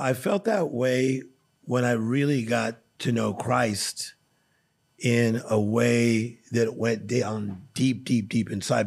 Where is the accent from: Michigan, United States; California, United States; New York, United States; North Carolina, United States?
California, United States; Compton; I was born in Compton, California